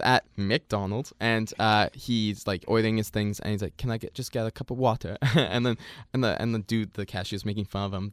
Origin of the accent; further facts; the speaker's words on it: Canada; here in Canada